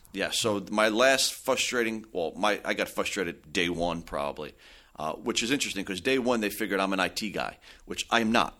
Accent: Belleville, New Jersey, United States; I had born and raised in Belleville.

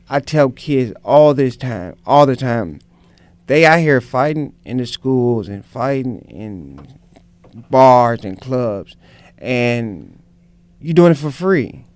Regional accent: St. Louis, Missouri, United States; I was a kid from North St. Louis who um, was around a lot of gangs

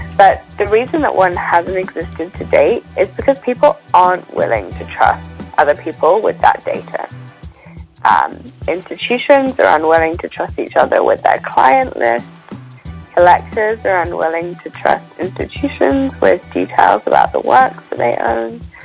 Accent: United Kingdom; now in London, United Kingdom; originally, I'm from just outside of London. I grew up in a, um, a, a, small town a couple of hours away, um, but London is home for me

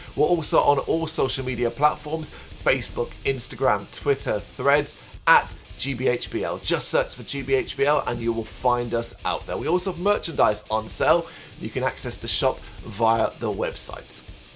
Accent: Ireland; I am Irish, uh, not English

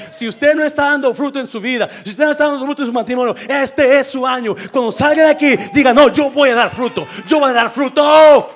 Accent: coast of Nayarit, Mexico; also born or lived in Guanajuato; Yo crecí en la costa de Nayarit. Nací en Guanajuato, pero crecí en Nayarit.

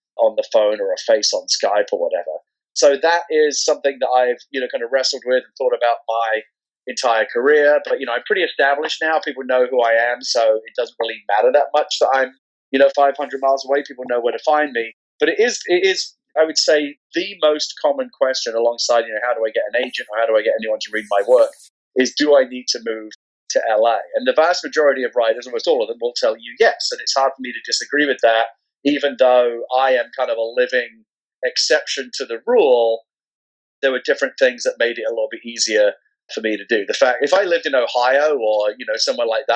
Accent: London, United Kingdom; moved away as an adult; now in San Francisco, United States; I'm originally from London, England. I was born there back in 1972.

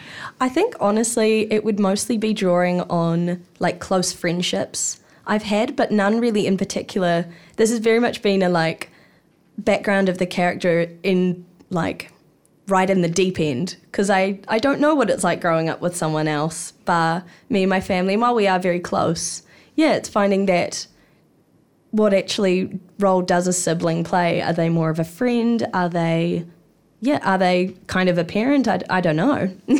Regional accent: Hawke's Bay, New Zealand; moved away as an adult; now in Wellington, New Zealand; I grew up in Te Mātou o Māori Hawke's Bay

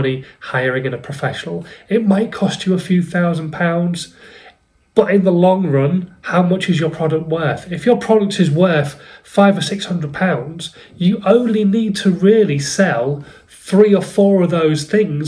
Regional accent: Hull, Yorkshire and the Humber, United Kingdom; I'm from Hull

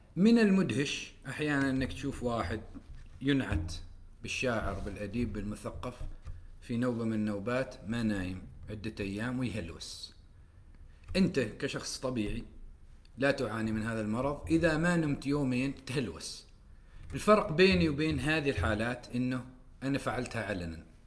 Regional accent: Oman; moved away; نحن كعمانيين

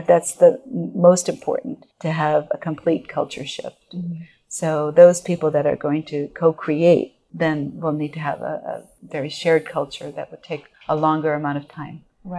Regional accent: Japan; moved away as an adult; I was born and raised in Japan, educated in Japan, and then came over to college. But I don't look like I'm Japanese. You know, I'm an American born and raised in Japan.

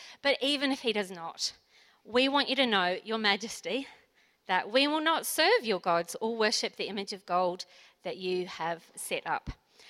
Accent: New Zealand; now in Port Lincoln, Australia; So I came from New Zealand. I didn't really know anything about bushfires until I got to beautiful Port Lincoln.

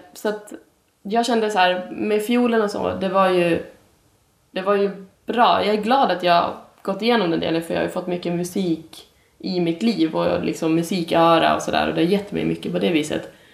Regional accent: Umeå, Västerbotten County, Sweden; jag kommer ju från Umeå. Där jag växte upp

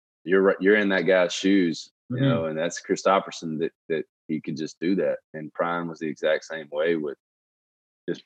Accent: Shreveport, Louisiana, United States; moved away as an adult; also born or lived in Baton Rouge; that was like the musical history of Shreveport. My hometown is

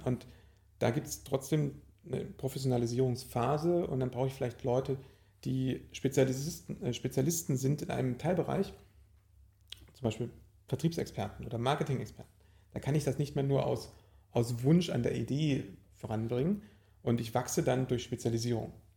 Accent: Leipzig, Saxony, Germany; Ursprünglich bin ich in Leipzig geboren und bin eigentlich auch immer dort und immer wieder dort

